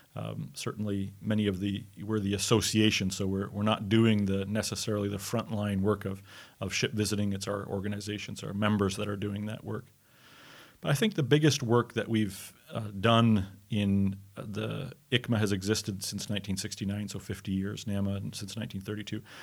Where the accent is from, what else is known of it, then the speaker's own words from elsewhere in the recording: Montreal, Quebec, Canada; I'm from Montreal in Canada. I'm a Canadian